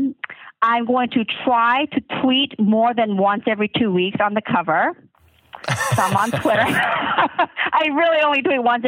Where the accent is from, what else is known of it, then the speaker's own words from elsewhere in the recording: the South, United States; I grew up in the South